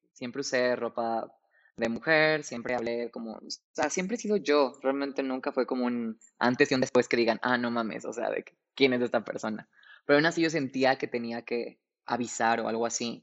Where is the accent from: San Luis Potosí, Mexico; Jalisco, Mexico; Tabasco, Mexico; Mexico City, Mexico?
Mexico City, Mexico; tengo 28 años, soy de la Ciudad de México